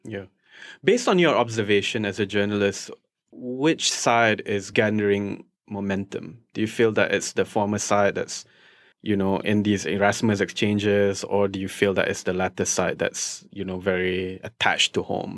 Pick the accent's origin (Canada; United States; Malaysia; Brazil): Malaysia; Shah Alam, Selangor; English is a second language; I'm from Shah Alam